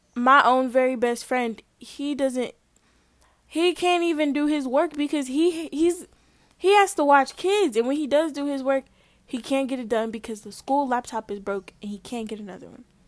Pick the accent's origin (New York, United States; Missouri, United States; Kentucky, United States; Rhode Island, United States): Missouri, United States; St. Louis; growing up in Saint Louis